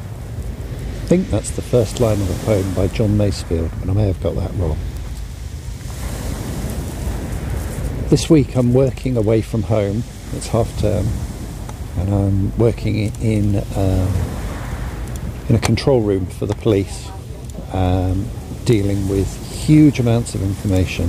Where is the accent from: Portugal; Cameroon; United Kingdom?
United Kingdom; Dorset, South West England; now in Surrey, United Kingdom; I grew up near the sea. I spent an awful lot of time on the sea as a youngster. I grew up in Dorset. But now I live in Surrey